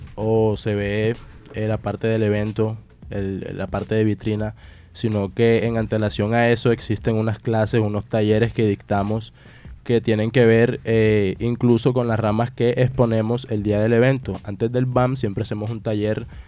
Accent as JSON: {"language": "Spanish", "country": "Colombia", "said": "yo soy el único colombiano"}